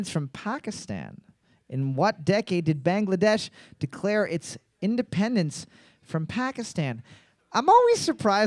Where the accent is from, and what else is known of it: Canada